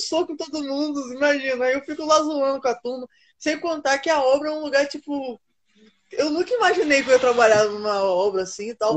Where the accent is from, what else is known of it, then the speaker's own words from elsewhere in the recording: Campos dos Goytacazes, Rio de Janeiro, Brazil; Eu sou do interior do Rio de Janeiro, Campos do Goitacazes